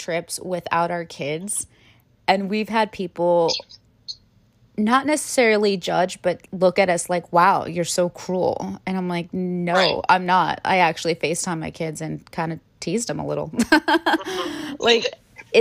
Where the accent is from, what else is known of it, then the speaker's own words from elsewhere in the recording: Anaheim, California, United States; moved away; Growing up in the Southern California, in, you know, the Anaheim area